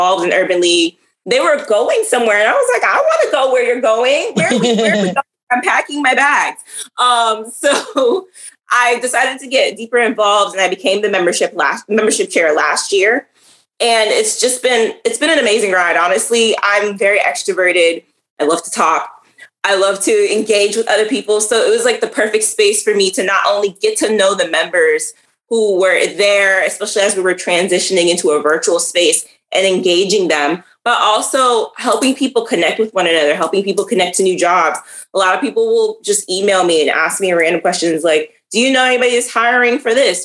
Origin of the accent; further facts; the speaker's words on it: New York City, New York, United States; now in Florida, United States; I'm from Brooklyn, New York